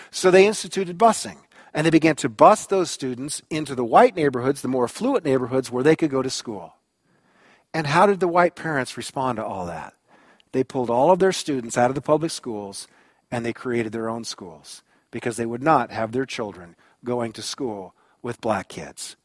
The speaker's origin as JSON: {"language": "English", "country": "United States", "said": "I am an American."}